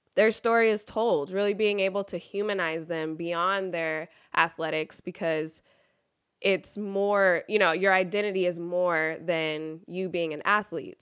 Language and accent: English; Sacramento, California, United States; I'm actually from Sacramento and grew up a Lakers fan